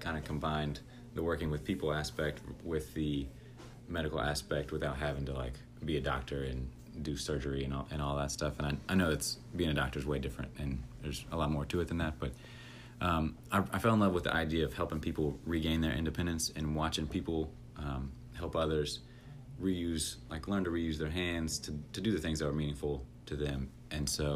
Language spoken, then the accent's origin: English; Forest, Virginia, United States; moved away as an adult; now in Richmond, United States; I grew up outside of Lynchburg in a small town called Forest, Virginia